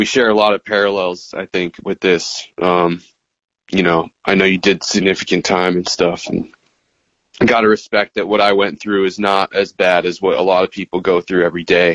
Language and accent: English; Massachusetts, United States; I'm back in Mass, watching dispensaries pop up in my hometown